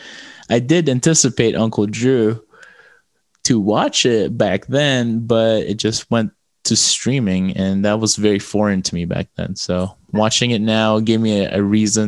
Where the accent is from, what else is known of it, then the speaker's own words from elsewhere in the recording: Las Vegas, Nevada, United States; a local board shop where I grew up in Vegas